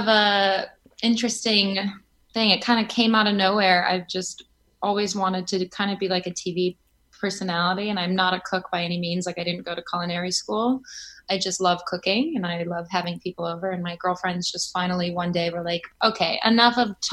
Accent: Chicago, Illinois, United States; now in New York, United States; And I'm from Chicago.

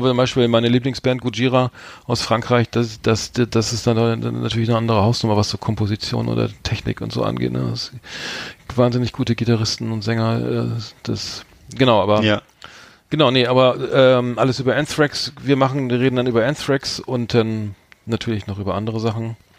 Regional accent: Bremen, Germany; ich als Bremer bin natürlich Werder Bremen-Fan

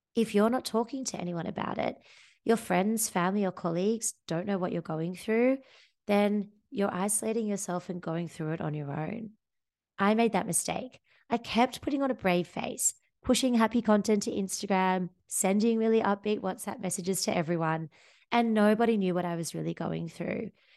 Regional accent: Sydney, New South Wales, Australia; moved away as an adult; now in Amsterdam, Netherlands; I come from Sydney, Australia. I had a happy childhood under the sun with my friends and family

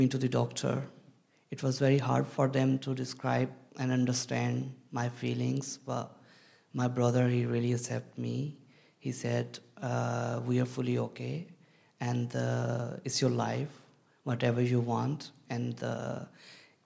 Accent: Pakistan; moved away as an adult; now in United Kingdom; I'm from Pakistan

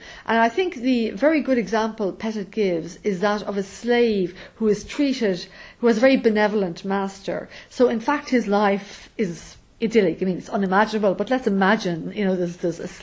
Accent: Ireland; the freedoms I have as a woman growing up in Ireland

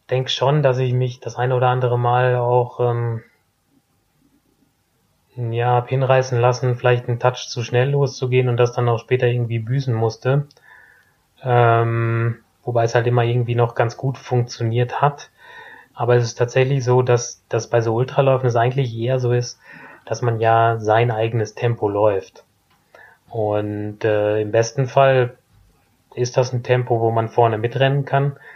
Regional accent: Herford, North Rhine-Westphalia, Germany; in Elverdissen oder Herford, also kleines Dorf daneben.

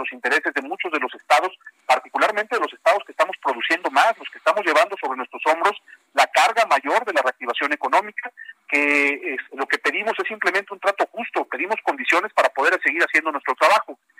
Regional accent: Jalisco, Mexico; Yo soy caliciense, pero también soy orgullosamente mexicano.

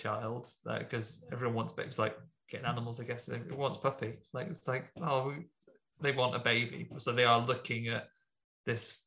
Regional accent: Midlands, United Kingdom

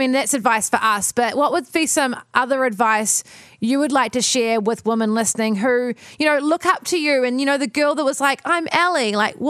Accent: New Zealand; a lot of us growing up in New Zealand, we were the board short generation.

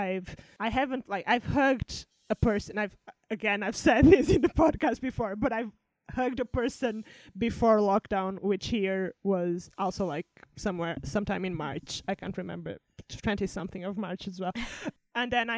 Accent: Portugal; now in United Kingdom; I'm from Portugal, my family is there and I live in the UK

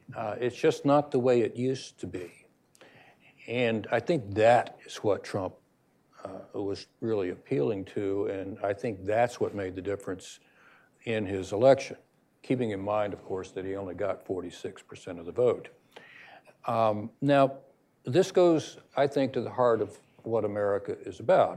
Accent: United States; we as Americans have a special obligation

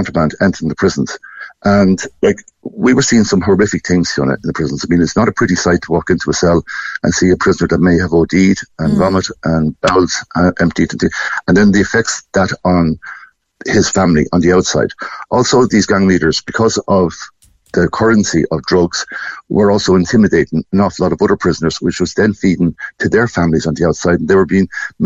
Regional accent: Portlaoise, Leinster, Ireland; born or raised there

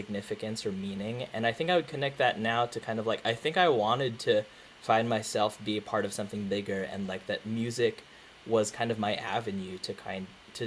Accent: Philippines; I'm Filipino

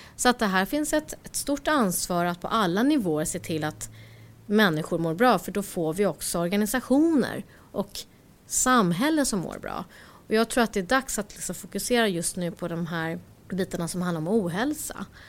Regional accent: Stockholm, Stockholm County, Sweden; jag föddes i Rinkeby

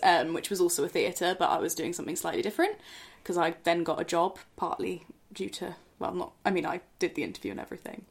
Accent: Oxford, South East England, United Kingdom; I'm from Oxford

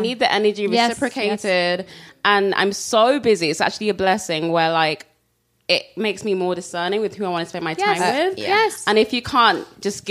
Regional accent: London, United Kingdom; I was born and raised in London

